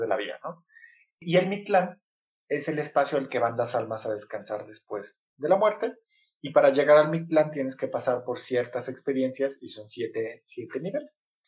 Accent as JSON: {"language": "Spanish", "country": "Mexico", "tie": "born or raised there", "said": "yo cuando era niño, acá en México tenemos un sistema que es primaria"}